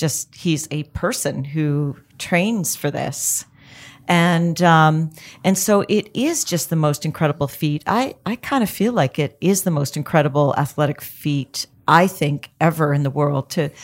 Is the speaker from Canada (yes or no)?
yes; Canada; I'm Canadian.